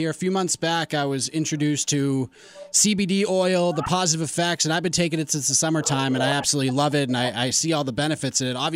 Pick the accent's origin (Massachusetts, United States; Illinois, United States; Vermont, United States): Massachusetts, United States; Boston; I grew up in the Boston area.